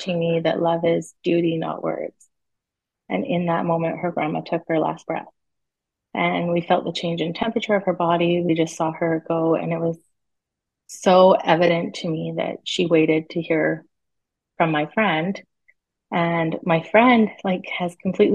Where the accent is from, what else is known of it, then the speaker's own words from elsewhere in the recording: British Columbia, Canada; I'm from Canada, BC